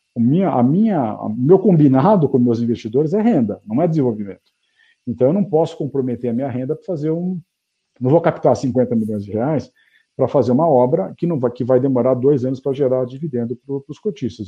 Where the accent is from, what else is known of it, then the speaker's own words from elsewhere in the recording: Brazil; eu estou aqui no Brasil fazendo negócio como brasileiro, né, minha vida toda